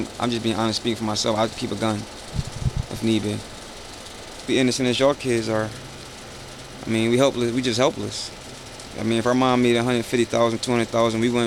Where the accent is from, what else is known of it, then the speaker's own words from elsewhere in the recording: Philadelphia, Pennsylvania, United States; I'm from Germantown, TBK.